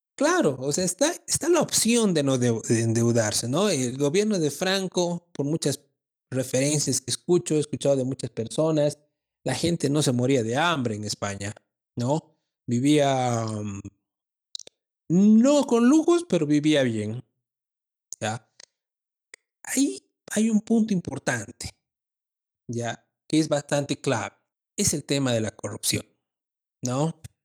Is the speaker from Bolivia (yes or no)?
yes; Bolivia; Como bolivianos